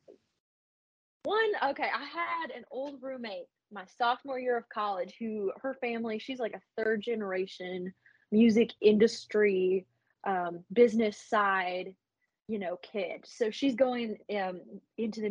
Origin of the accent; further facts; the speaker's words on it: Appalachia, United States; I grew up in the Smoky Mountains, which is part of the Appalachian Mountain range.